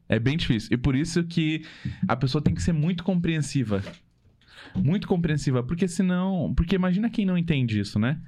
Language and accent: Portuguese; Santa Catarina, Brazil; moved away as an adult; now in Curitiba, Brazil; eu e a Carol, a gente é de Santa Catarina, né? E família, amigos, todos de lá ainda